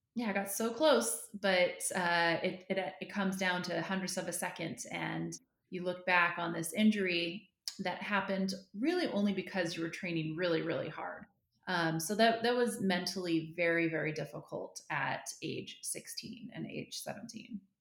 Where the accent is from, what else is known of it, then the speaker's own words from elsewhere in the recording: Northern California, United States; I grew up in Northern California